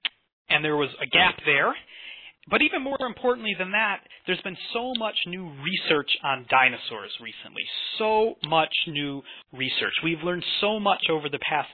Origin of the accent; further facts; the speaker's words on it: Chicago, Illinois, United States; moved away as an adult; also born or lived in Scotland; now in Edinburgh, United Kingdom; I grew up around Chicago. But through the twists and turns of fate, I've found my way out here to Scotland